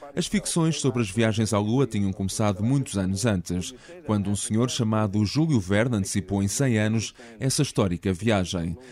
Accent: Amor, Leiria District, Portugal; Em Amor, a minha aldeia Leiria

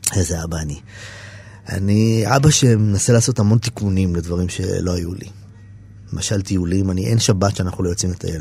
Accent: Israel; אני קיבוצניק

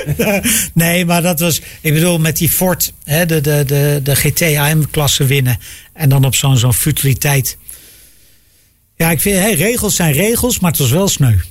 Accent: Netherlands; wij als Nederlanders

